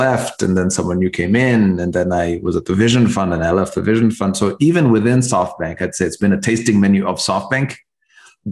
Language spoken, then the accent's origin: English; Kenya; moved away as an adult; also born or lived in Nairobi / Cambridge, Massachusetts; growing up in Kenya